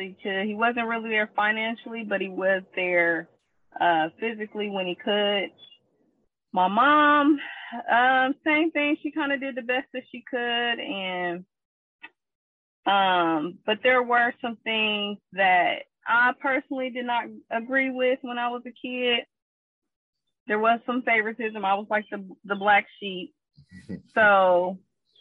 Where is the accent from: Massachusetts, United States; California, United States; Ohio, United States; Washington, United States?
Ohio, United States; Columbus; I am from Columbus, Ohio. I'm 34 years old